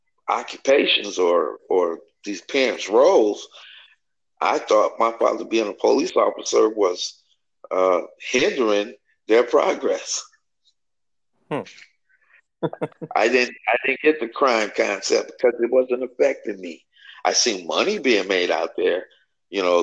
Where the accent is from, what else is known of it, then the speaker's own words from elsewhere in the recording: Detroit, Michigan, United States; I grew up in Detroit on the west side